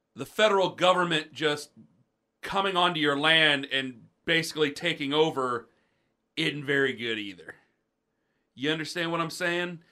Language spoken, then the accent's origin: English; Stark County, Ohio, United States; I'm from Stark County